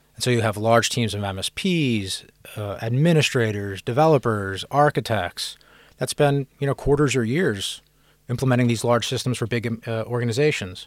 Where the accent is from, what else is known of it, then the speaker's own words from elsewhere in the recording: Philadelphia, Pennsylvania, United States; moved away as an adult; also born or lived in California / San Francisco; now in London, United Kingdom; I'm from Philadelphia in the United States originally.